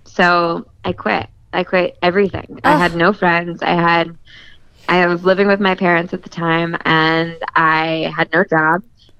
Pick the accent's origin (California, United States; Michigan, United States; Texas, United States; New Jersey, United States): California, United States; I'm from California.